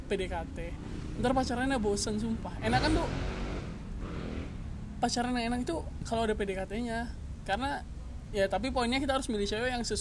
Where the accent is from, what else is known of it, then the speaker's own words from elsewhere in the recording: Pekanbaru, Riau, Indonesia; now in Bandung, Indonesia; ya aku asli Pekanbaru